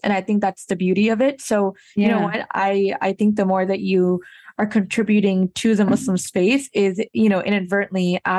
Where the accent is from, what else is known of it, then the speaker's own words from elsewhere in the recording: United States; as a Pakistani who also grew up in America